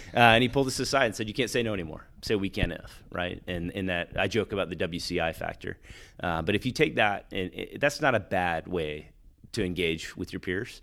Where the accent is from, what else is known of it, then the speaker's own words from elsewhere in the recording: Texas, United States; now in Wilmington, United States; I'm from Texas